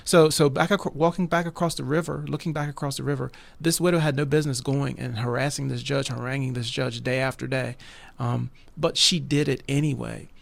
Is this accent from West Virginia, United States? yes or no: yes; West Virginia, United States; I'm a West Virginia boy, been, lived here all my life